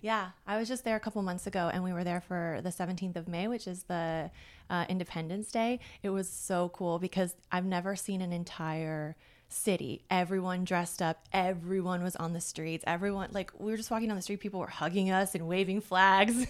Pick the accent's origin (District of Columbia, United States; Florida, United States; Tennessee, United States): Florida, United States; They're both from Norway, so I'm first generation American, and I grew up in Florida.